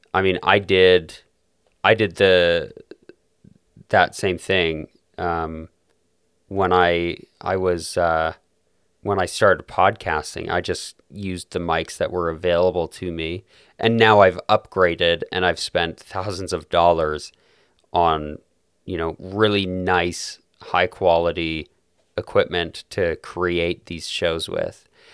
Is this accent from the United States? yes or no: no; Calgary, Alberta, Canada; my hometown, which of course is Calgary, beautiful city in southern Alberta